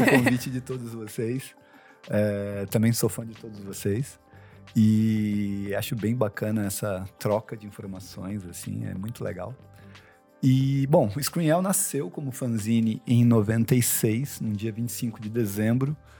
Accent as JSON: {"language": "Portuguese", "town": "Taubaté", "region": "São Paulo", "country": "Brazil", "tie": "born or raised there", "moved": "as an adult", "lives_now": "São Paulo, Brazil", "said": "eu nasci em São Paulo, mas fui para Taubaté com 5 anos e fiquei, fiz faculdade lá e fui voltar para São Paulo com 30"}